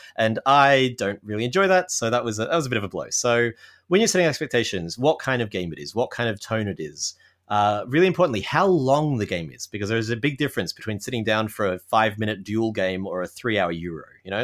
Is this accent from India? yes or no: no; Australia; now in Toronto, Canada; I'm an Australian living in Canada, in Toronto.